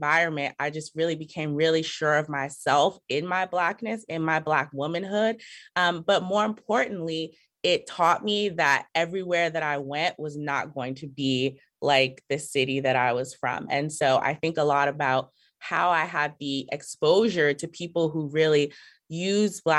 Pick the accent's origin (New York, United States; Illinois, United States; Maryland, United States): Maryland, United States; Prince George's County; I am originally from Prince George's County, Maryland, which is a suburb outside of Washington, D.C., born and raised here.